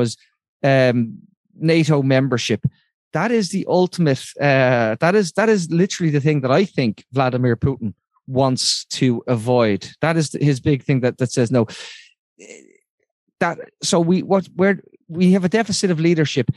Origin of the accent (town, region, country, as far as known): Ireland